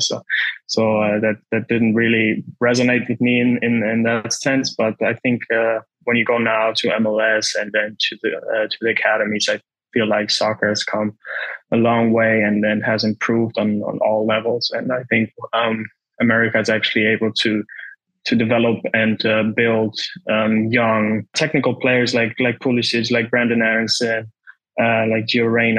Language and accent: English; Netherlands; moved away as an adult; also born or lived in Germany / Chicago, United States; I grew up in the Netherlands and in Germany